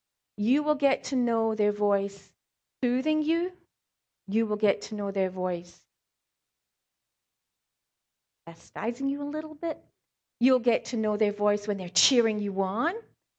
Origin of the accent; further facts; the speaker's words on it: South Africa; accent: South African; also born or lived in Scotland; I was born in Scotland, raised in South Africa, so I have some of the words or maybe some of the way I say a certain thing